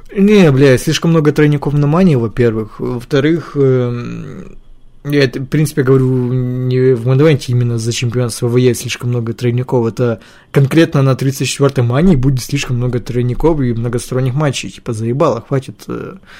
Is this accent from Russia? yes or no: no; Ukraine; я из Украины